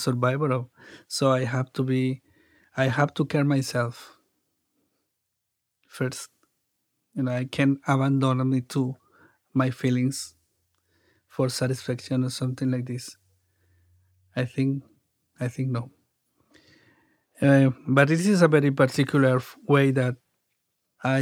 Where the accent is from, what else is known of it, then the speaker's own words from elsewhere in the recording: Mexico; English is a second language; now in San Diego, United States; I grew up in Mexico